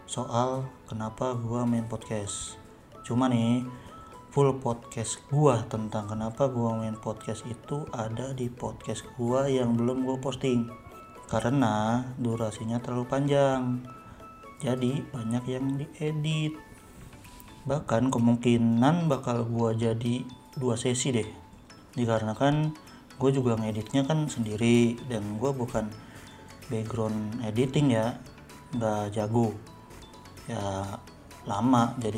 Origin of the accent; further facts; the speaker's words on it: Bekasi, West Java, Indonesia; iya ya kan gue orang Bekasi jadi ya sebenarnya gue orang yang rame kalau ngobrol kalau bercanda-canda